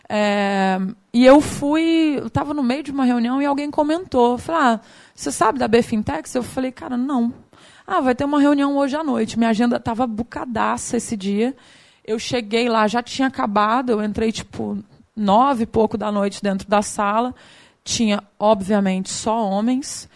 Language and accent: Portuguese; Goiânia, Goiás, Brazil; accent: a bit of Rio; moved away; also born or lived in Rio de Janeiro; eu sou de Goiânia, meu sotaque não, não mente muito, tem um pedacinho do Rio